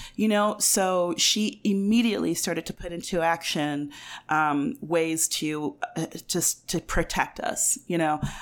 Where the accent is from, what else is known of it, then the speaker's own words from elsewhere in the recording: Ames, Iowa, United States; now in Albuquerque, United States; I was born in Ames, Iowa, which is in the center of the state of Iowa.